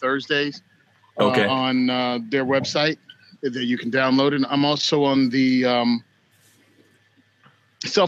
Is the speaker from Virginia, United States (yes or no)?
yes; Southern Virginia, United States; moved away as an adult; now in New Jersey, United States; I come from Virginia, Southern Virginia, middle of the country